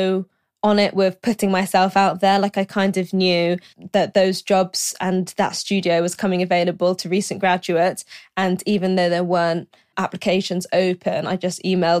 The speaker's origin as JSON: {"language": "English", "region": "London", "country": "United Kingdom", "also_born_or_lived": "Glasgow", "said": "I'm from London. My parents are from Malaysia, so I'm first generation British."}